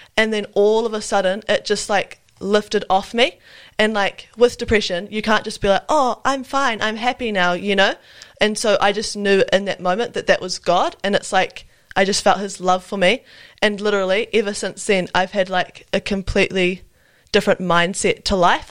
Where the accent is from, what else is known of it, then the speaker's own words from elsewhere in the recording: Wellington, New Zealand; also born or lived in Auckland; now in Nelson, New Zealand; I'm from Wellington. Uh, I was born in Auckland, but I, yeah, from Wellington and currently living in Nelson